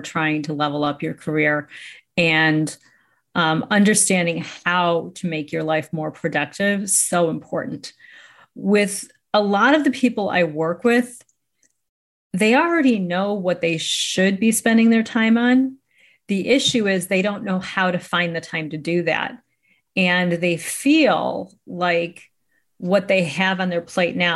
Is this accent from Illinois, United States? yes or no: yes; Chicago, Illinois, United States; I'm from Chicago, Illinois